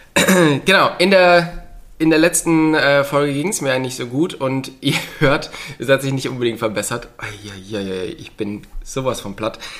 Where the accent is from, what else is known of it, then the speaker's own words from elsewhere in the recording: Lichtenfels, Bavaria, Germany; bei uns in Lichtenfels, was ja nicht so weit von Bamberg weg ist